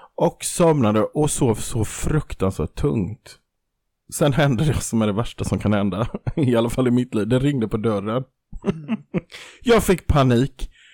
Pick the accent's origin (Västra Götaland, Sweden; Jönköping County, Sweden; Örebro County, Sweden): Jönköping County, Sweden; Kaxholmen; sen har jag också i min barndom stulit på ICA i Kaxholmen